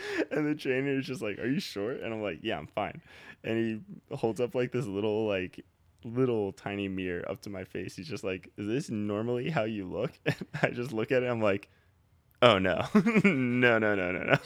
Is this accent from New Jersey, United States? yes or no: yes; New Jersey, United States; moved away as an adult; now in Philadelphia, United States; we're from Jersey. We all moved into Philly now.